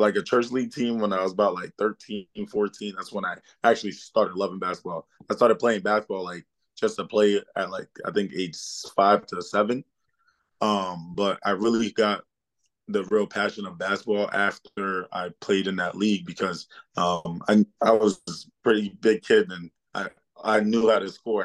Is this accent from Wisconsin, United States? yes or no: no; Worcester, Massachusetts, United States; English is a second language; also born or lived in Ivory Coast; I'm from Worcester, Massachusetts. I was born in the Ivory Coast, but I was raised in Worcester